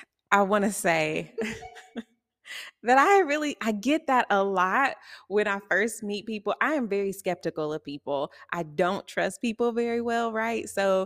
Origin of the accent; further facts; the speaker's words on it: Kansas City, Missouri, United States; also born or lived in Texas; I am, like Nikita just said, a visual artist here in Kansas City. I was born in Texas, raised here in Kansas City.